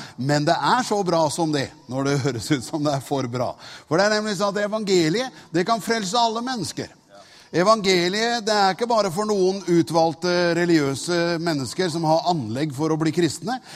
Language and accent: Norwegian; Tune, Østfold, Norway; moved away; Jeg er fra Tune.